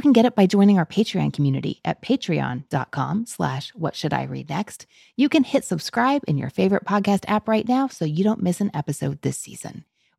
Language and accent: English; Kentucky, United States; I am from Kentucky and now I'm in my 40s. So I wanted to leave when I was in high school. I have come back.